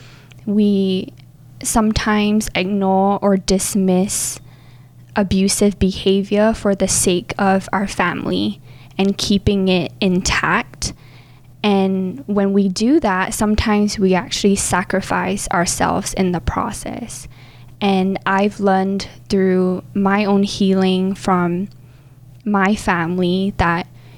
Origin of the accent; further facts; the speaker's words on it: Singapore; moved away as an adult; I was born and raised in Singapore